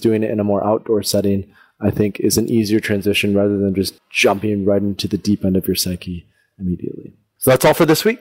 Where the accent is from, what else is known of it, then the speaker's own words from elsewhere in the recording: Holland, Michigan, United States; where I grew up in Holland, Michigan.